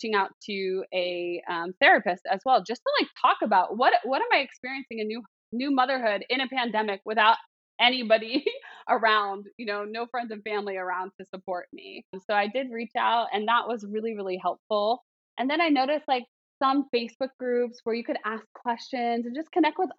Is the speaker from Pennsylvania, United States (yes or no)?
yes; Philadelphia, Pennsylvania, United States; moved away as an adult; now in South Carolina, United States; Pennsylvania, Philadelphia, like where I'm from